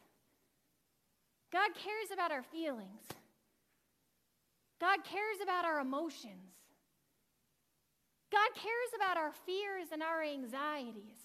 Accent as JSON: {"language": "English", "region": "New England", "country": "United States", "moved": "yes", "lives_now": "Buffalo, United States", "said": "I'm the one from New England"}